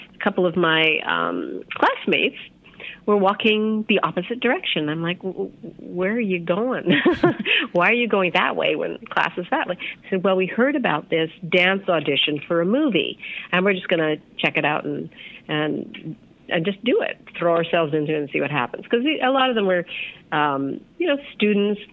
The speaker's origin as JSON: {"language": "English", "town": "Edmonton", "region": "Alberta", "country": "Canada", "tie": "born or raised there", "also_born_or_lived": "London / United States", "moved": "as an adult", "said": "I grew up in Edmonton, Alberta, in Canada."}